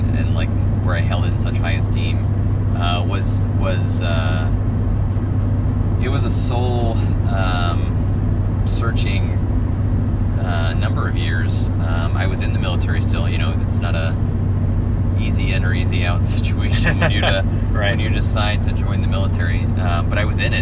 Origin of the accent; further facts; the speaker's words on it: the South, United States; also born or lived in Arkansas; growing up in the South with lesbian parents